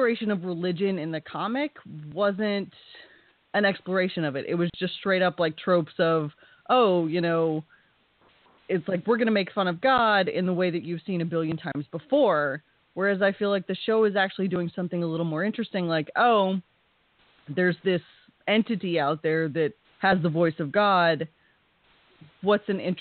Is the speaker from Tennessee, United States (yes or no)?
no; Texas, United States; I grew up in Texas in various small towns